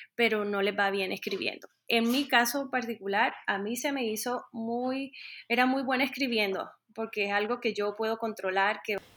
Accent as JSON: {"language": "Spanish", "town": "Montería", "region": "Córdoba", "country": "Colombia", "also_born_or_lived": "Bogotá, Colombia", "moved": "as an adult", "lives_now": "Denver, United States", "said": "soy colombiana, soy de Montería, y ya llevo 10 años viviendo en los Estados Unidos"}